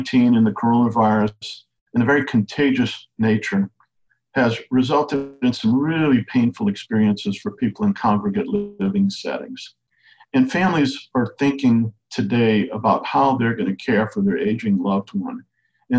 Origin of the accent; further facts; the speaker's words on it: Cajun, Louisiana, United States; I'm a Cajun storyteller